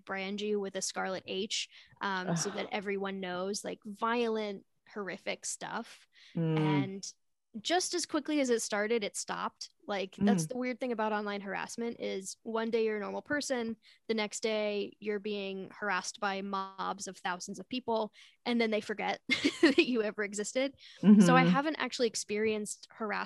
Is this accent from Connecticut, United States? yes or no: yes; Connecticut, United States; I'm from Connecticut